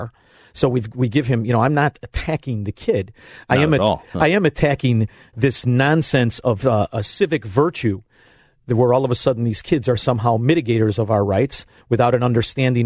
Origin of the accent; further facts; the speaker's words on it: Melrose Park, Illinois, United States; now in Elmwood Park, United States; I'm from Melrose Park. I live in Elmwood Park.